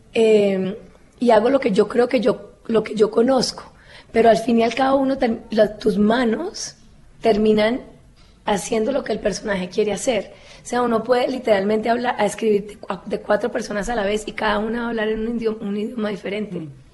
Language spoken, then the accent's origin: Spanish; Cali, Valle del Cauca, Colombia; accent: caleño; moved away; yo soy caleño